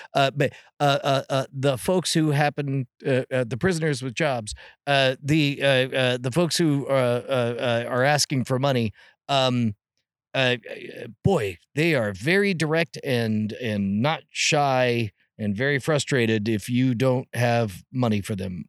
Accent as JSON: {"language": "English", "region": "California", "country": "United States", "tie": "born or raised there", "said": "I was born in California"}